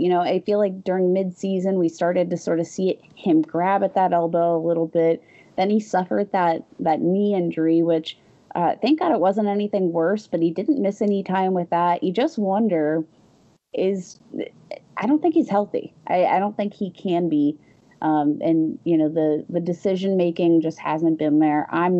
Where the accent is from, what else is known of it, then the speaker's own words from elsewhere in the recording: Pittsburgh, Pennsylvania, United States; The Pittsburgh Steelers, my hometown team here.